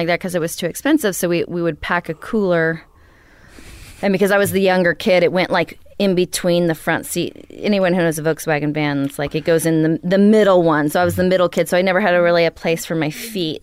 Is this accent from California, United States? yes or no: no; Idaho, United States; moved away; also born or lived in Knoxville, Tennessee / Virginia / Oregon / New York; Grew up in Idaho.